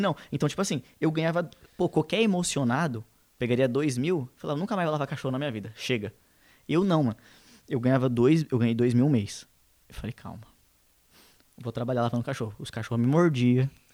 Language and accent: Portuguese; São Paulo, Brazil; A gente é da Zona Leste, Leste, Leste.